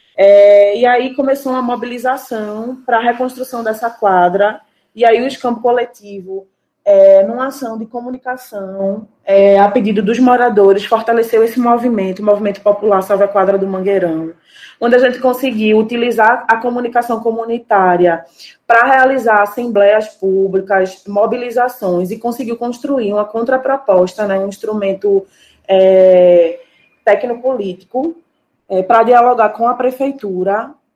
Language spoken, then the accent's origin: Portuguese; Paulista, Pernambuco, Brazil; moved away as an adult; now in Recife, Brazil; precisei me mudar para o Recife, mas eu sou cria de Paratibe, né? Que é um bairro de Paulista